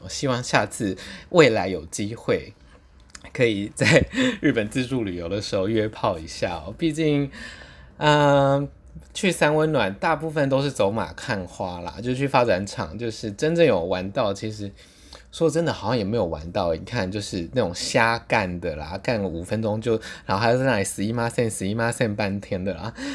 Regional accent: Taiwan; 他知道我是从台湾来的

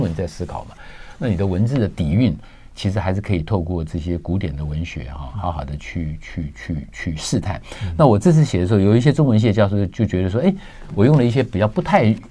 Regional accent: Taiwan; 我们台湾人朋友

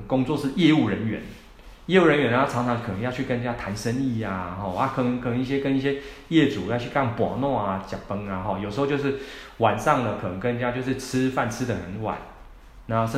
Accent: Taiwan; 而且我们台湾人吃东西哦，我常常讲， 吃东西的量都非常的多

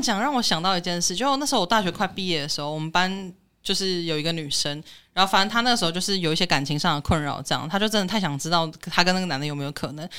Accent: Taiwan; 因为我们台湾人自己都知道

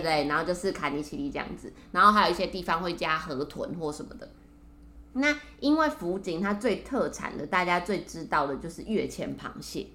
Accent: Taiwan; 我们台湾人

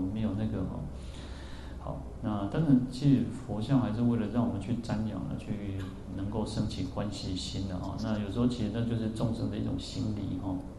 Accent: central-southern Taiwan, Taiwan; also born or lived in Yuanlin; 因为我我是中南部人嘛，我们对北部不熟哦

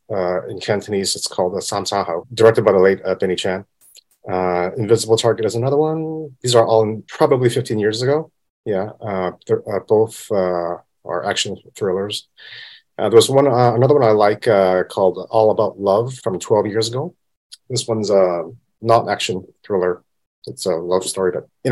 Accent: Vancouver, British Columbia, Canada; moved away as an adult; now in Hong Kong; I'm born in Hong Kong, but I grew up in Vancouver, Canada. So I'm from Vancouver.

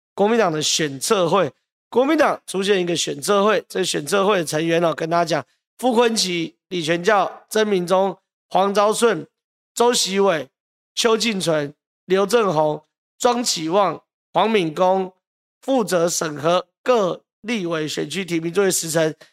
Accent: Taiwan; 我们台湾人

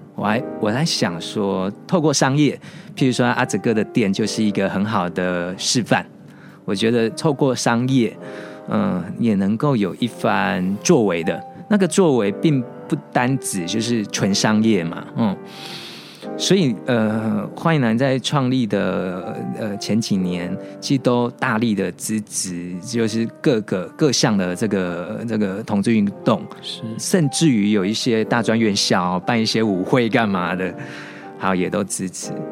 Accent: Kaohsiung, Taiwan; 因为我是高雄人

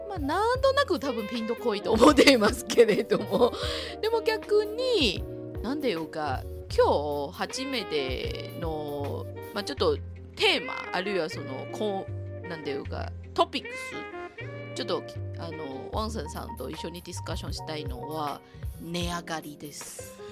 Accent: Taiwan; Japanese is a second language; now in Japan; 特に私台湾出身の人間ですから。

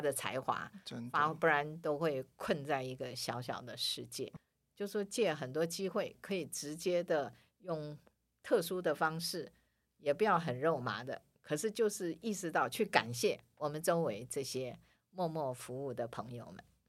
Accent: Taiwan; also born or lived in Manila, Philippines; 我是台湾的，台湾人

